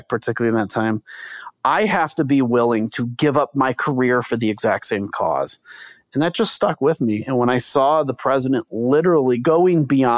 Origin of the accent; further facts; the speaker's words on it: United States; as an American